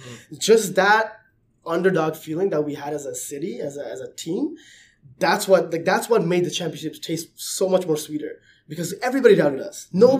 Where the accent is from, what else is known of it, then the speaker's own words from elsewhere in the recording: Toronto, Ontario, Canada; But by default, I had to support the Raptors because they're my hometown team.